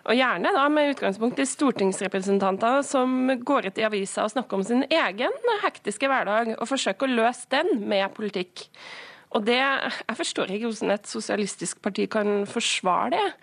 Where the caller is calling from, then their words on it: Namsos, Trøndelag, Norway; Nå er jeg direkte inne fra Nord-Trøndelag, og her er det veldig få som snakker om tidsklemme.